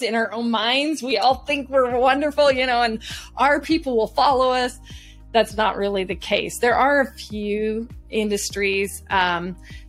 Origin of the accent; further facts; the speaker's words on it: Southern California, United States; I was homegrown in Southern California